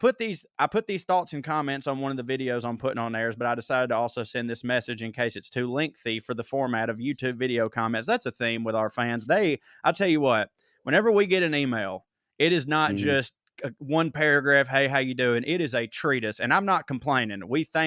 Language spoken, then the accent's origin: English; Scotland, United Kingdom; Full disclosure, I'm Scottish, not British, and I want to see my country become the independent, progressive country that we can be given a chance, hopefully 2023.